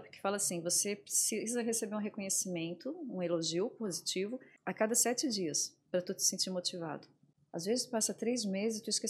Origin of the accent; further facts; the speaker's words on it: Florianópolis, Santa Catarina, Brazil; sou de Florianópolis, nasci aqui. É, sou a filha mais velha de cinco irmãos. E meus pais, meus irmãos, todos moram aqui ainda. E, e sou apaixonada por Florianópolis.